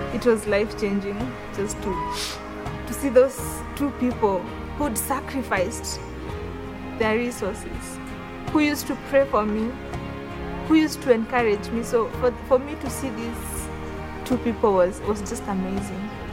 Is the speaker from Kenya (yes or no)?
yes; Kenya